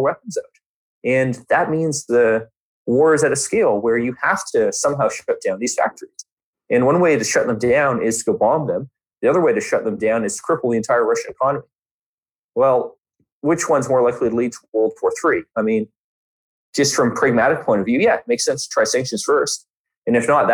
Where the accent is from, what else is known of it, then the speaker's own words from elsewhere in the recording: Canada; a country bigger than my home country